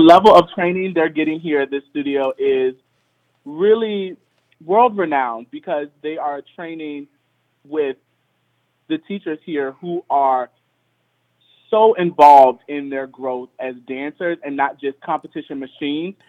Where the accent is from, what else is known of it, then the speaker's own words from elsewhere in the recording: Richmond, Virginia, United States; I grew up in Richmond, Virginia